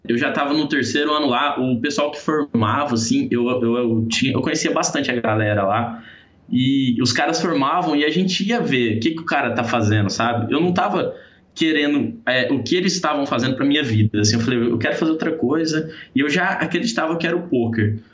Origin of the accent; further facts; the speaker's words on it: Paranaíba, Mato Grosso do Sul, Brazil; eu sou de Paranaíba, Mato Grosso do Sul, uma cidade de interior, uma cidade muito pequena